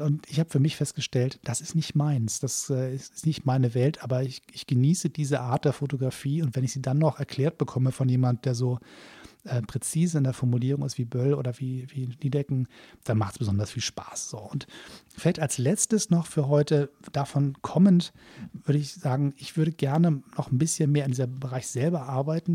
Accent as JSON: {"language": "German", "region": "Hamburg", "country": "Germany", "said": "Hamburger versucht Kölsch zu sprechen"}